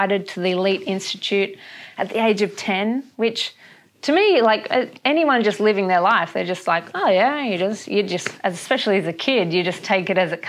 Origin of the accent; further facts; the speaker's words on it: Perth, Western Australia, Australia; also born or lived in Brisbane; we just moved back about 2 weeks ago. We're from Perth.